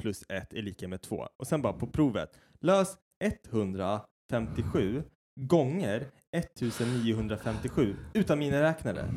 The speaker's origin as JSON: {"language": "Swedish", "country": "Sweden", "said": "jag är så jävla svensk"}